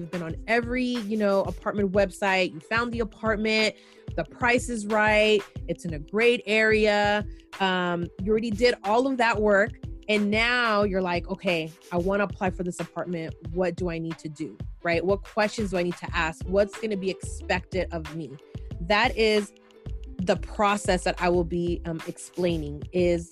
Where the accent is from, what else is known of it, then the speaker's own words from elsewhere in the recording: San Francisco, California, United States; me growing up in San Francisco and being a Latina